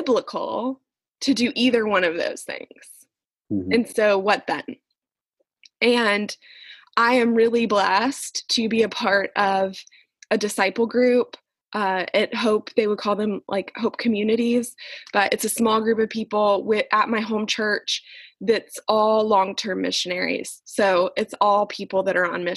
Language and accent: English; Jacksonville, Florida, United States; also born or lived in Wales; Jacksonville is my hometown. I've lived here my entire life